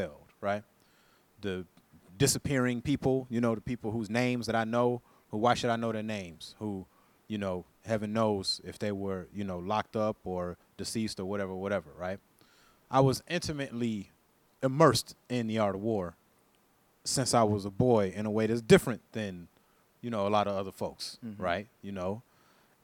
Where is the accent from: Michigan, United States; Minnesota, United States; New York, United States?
Michigan, United States; Flint; I was born in Flint, Michigan